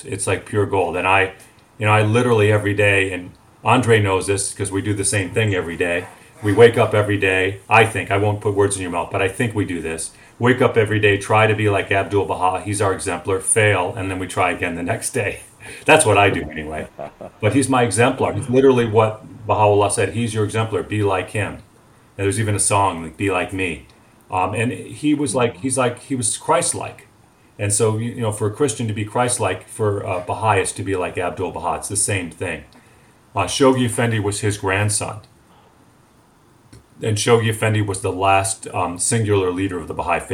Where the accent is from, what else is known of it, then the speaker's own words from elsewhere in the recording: Highland Park, Illinois, United States; in my hometown of Highland Park